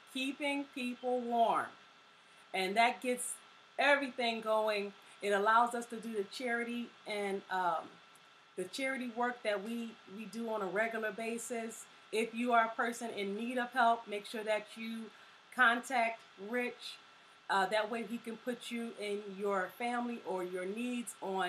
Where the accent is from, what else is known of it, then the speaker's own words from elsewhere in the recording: Philadelphia, Pennsylvania, United States; also born or lived in Virginia; I was born in Virginia, but I've been in West Philly since I was about 2 or 3. And so I lived my whole life here, my entire school upbringing here